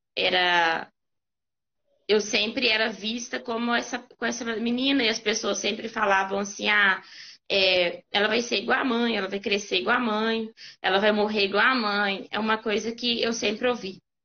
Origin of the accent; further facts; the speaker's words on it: Caeté, Minas Gerais, Brazil; eu sou de Caeté, né, o interior